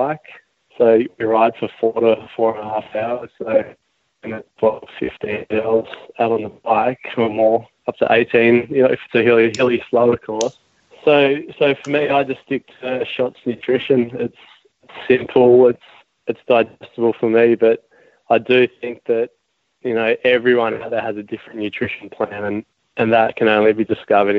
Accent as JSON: {"language": "English", "area": "Austinville", "region": "New South Wales North Coast", "country": "Australia", "tie": "born or raised there", "said": "I grew up in Austinville, a small town on the New South Wales North Coast, and I live 15 minutes down the road from there now."}